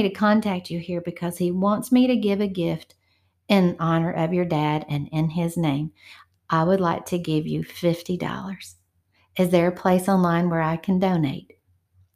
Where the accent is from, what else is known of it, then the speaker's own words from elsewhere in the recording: Georgia, United States; my hometown here in Georgia